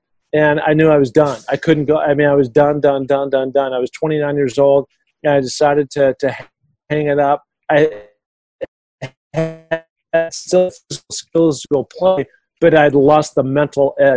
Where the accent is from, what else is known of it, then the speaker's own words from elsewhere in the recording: Seattle, Washington, United States; I grew up in Seattle, Washington